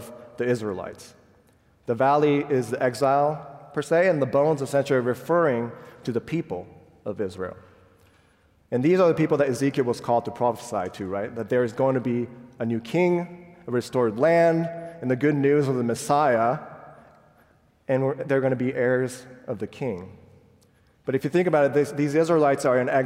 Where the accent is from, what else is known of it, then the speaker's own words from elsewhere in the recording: Japan; I was born and raised in Japan, where less than 1% of 126 million people are Christians